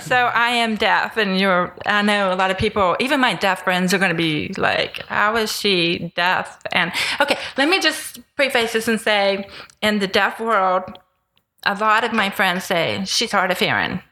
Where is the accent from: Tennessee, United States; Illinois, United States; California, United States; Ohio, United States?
Tennessee, United States; now in Houston, United States; I grew up in Tennessee